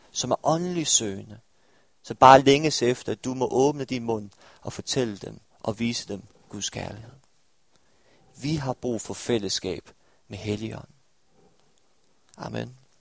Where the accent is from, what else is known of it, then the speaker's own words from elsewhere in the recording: Stepping, Southern Denmark, Denmark; now in Aarhus, Denmark; jeg var fra en lille landsby ved navn Stepping